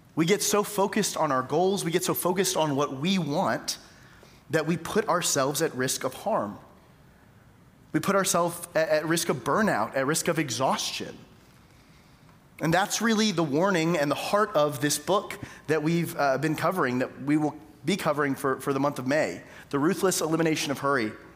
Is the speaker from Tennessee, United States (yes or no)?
no; Tyler, Texas, United States; moved away as an adult; also born or lived in Jackson; East Texas, where I'm from. I'm from Tyler